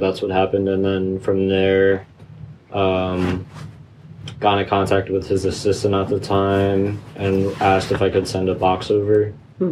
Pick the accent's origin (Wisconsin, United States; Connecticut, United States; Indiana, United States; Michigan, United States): Connecticut, United States; I'm from Connecticut